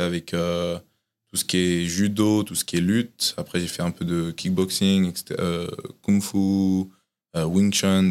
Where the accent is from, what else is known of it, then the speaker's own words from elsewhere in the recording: Tours, Centre-Val de Loire, France; moved away as an adult; now in United States; je suis né à Tours et du coup, j'ai grandi à Tours